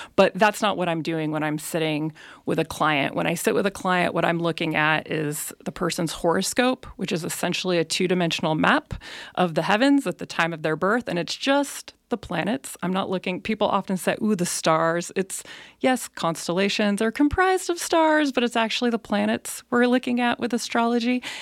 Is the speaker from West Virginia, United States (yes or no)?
no; Elk Grove, California, United States; moved away as an adult; also born or lived in Bay Area; now in Nevada County, United States; I actually didn't grow up in Nevada County. I grew up in Elk Grove